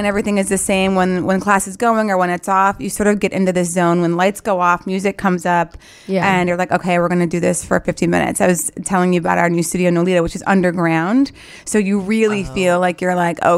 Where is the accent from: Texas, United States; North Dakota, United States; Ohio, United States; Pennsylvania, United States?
North Dakota, United States; moved away as an adult; also born or lived in Philadelphia; is where I grew up